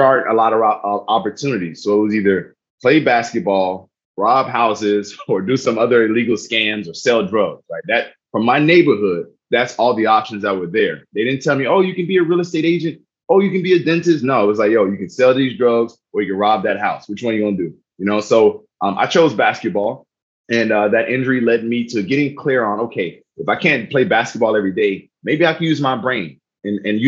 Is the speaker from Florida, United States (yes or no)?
yes; South Miami, Florida, United States; moved away; I'm originally from South Miami, Florida. Was born to a single mother, teenage mother, while my father was in prison.